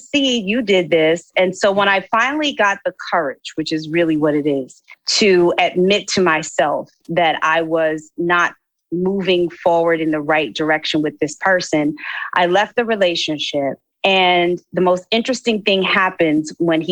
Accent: Philadelphia, Pennsylvania, United States; born or raised there; moved away as an adult; also born or lived in New York

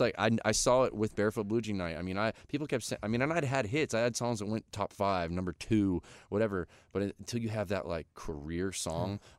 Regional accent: Florida, United States; now in Nashville, United States; where I grew up in Florida

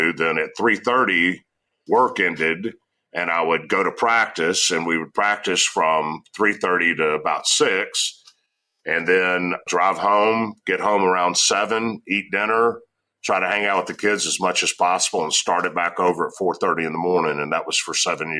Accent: the South, United States; and I'm from the South, right?

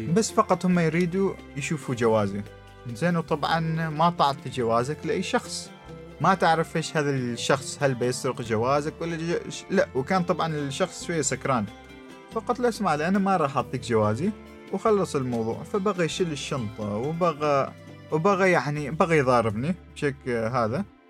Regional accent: Oman; أنا من عمان وأنا مسلم

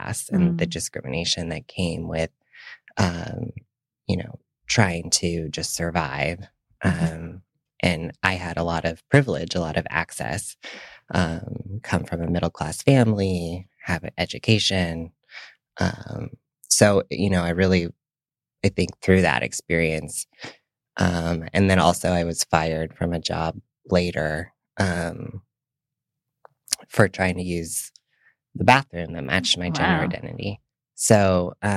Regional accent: Missoula, Montana, United States; also born or lived in New York; now in San Francisco, United States; I grew up in Missoula, Montana, and I'm an identical twin

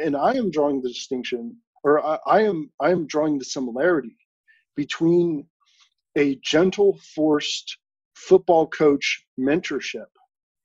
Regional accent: San Francisco Bay Area, California, United States; me growing up in the San Francisco Bay Area

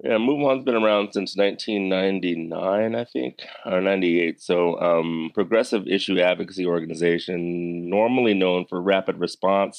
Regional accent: Severn, Maryland, United States; I grew up in Severn, Maryland, which is right between Baltimore

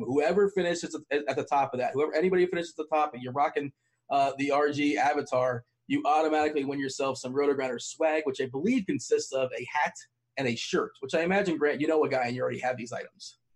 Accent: South Florida, United States; I grew up in South Florida

